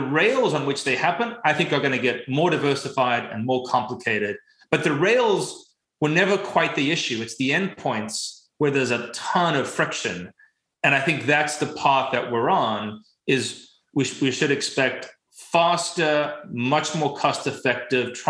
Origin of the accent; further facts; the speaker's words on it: South Africa; I grew up in South Africa